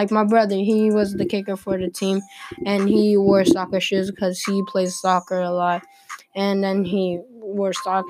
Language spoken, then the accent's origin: English; Germany; moved away; I'm from Germany